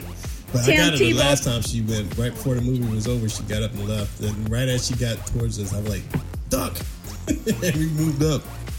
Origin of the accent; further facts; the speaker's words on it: South Carolina, United States; moved away; I'm from South Carolina, you know, and we didn't have a pro team when I was there.